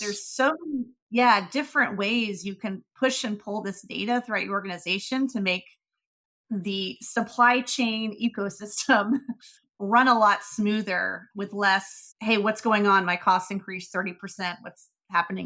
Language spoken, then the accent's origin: English; Marietta, Georgia, United States; I grew up in Marietta, suburb of Atlanta